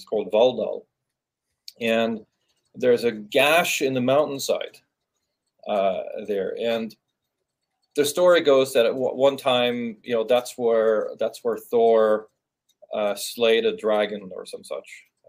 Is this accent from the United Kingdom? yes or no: no; Norway; moved away; I grew up in Norway.